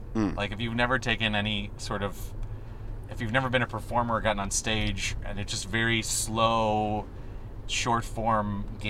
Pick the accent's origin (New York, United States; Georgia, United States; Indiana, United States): Indiana, United States; La Porte; moved away as an adult; also born or lived in Chicago, Illinois; now in Los Angeles, United States; I was born outside of Chicago. I was born in a town called LaPorte, Indiana.